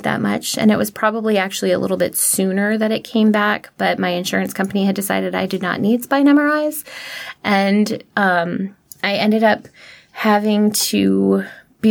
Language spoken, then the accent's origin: English; Prince William County, Virginia, United States; I grew up in Prince William County